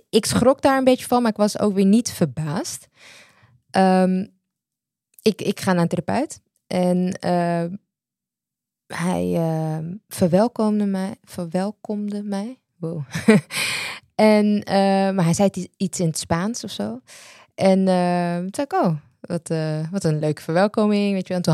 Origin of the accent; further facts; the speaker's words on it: Netherlands; ik ben in Nederland